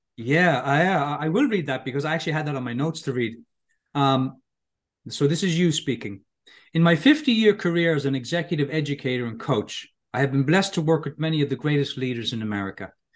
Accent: Ireland; moved away as an adult; now in California, United States; I grew up in Ireland

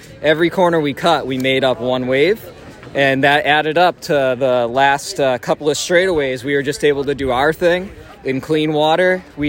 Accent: Athol, Massachusetts, United States; now in Leominster, United States; originally from Athol and now living in Leominster.

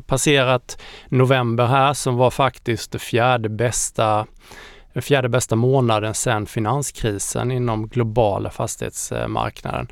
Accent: Småland, Sweden; also born or lived in Austria; jag är halvösterrikare och halvsmålänning

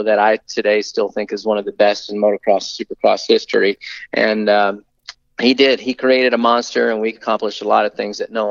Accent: Tallahassee, Florida, United States; also born or lived in California; growing up in Tallahassee, Florida

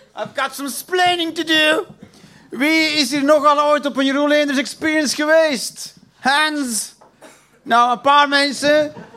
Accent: Flanders, Belgium; accent: Belgisch; ik ben een Belg. Ik praat niet raar, ik praat gewoon Belgisch

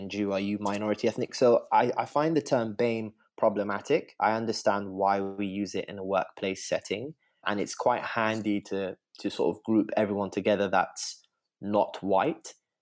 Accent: United Kingdom; I'm British to the knees

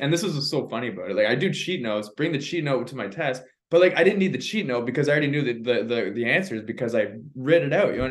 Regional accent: Canada; I'm from Canada.

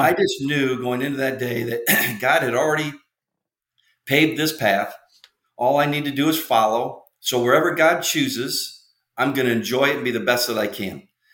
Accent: Illinois, United States; I'm from Illinois

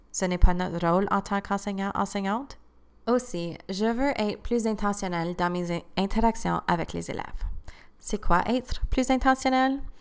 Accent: Cornwall, Ontario, Canada; first language French; je parlais comme une fille élevée à Cornwall

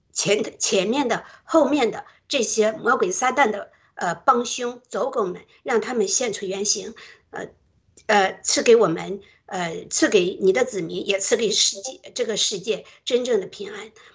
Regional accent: Shandong, China; 我是山东人

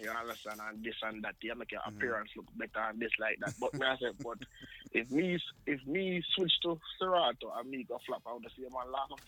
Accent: Saint Catherine, Jamaica; but down, down in Jamaica. You understand?

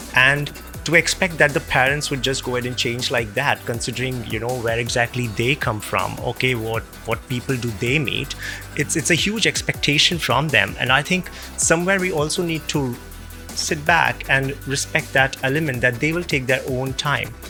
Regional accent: India; moved away; I'm originally from India

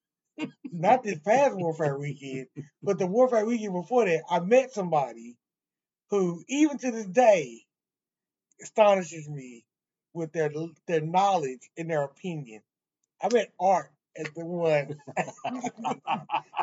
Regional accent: St. Louis, Missouri, United States; moved away; St. Louis is my hometown

